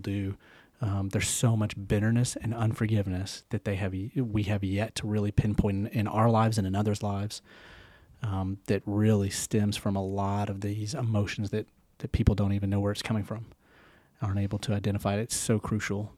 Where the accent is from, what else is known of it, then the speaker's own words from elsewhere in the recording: Knoxville, Tennessee, United States; also born or lived in Nashville; I'm from the South. I'm born and raised in Knoxville. Well, I was born in Nashville, but still the South.